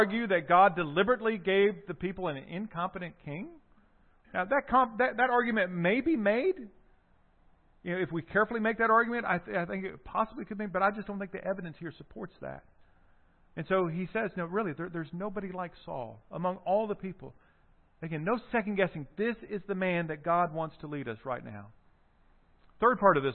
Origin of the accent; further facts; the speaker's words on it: South Carolina, United States; the Deep South, so South Carolina, you know, where I'm from